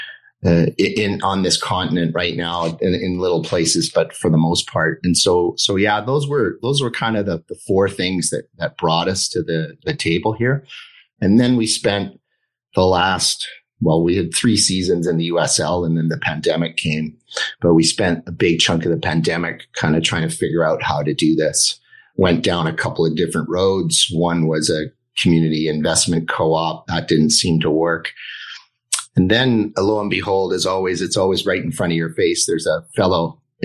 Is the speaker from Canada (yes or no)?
yes; British Columbia, Canada; being born here.